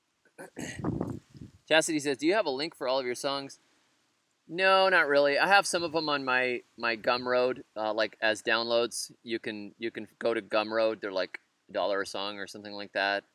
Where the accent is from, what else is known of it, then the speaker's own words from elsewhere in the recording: United States; I'm an American